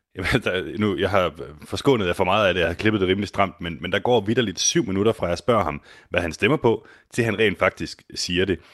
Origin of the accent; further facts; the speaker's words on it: Denmark; jeg er fra Danmark